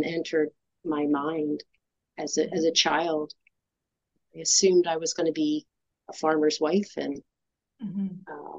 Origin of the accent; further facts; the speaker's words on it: about an hour north of Philadelphia, Pennsylvania, United States; I grew up about an hour north of Philadelphia